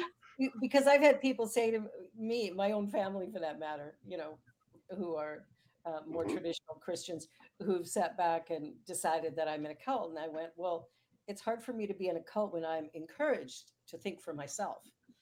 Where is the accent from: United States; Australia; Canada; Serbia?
Canada; I'm a Canadian.